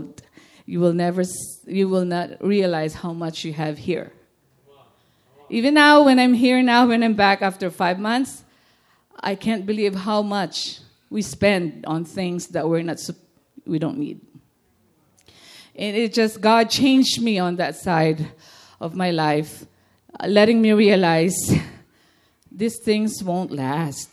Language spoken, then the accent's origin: English; Philippines; moved away; being a Filipino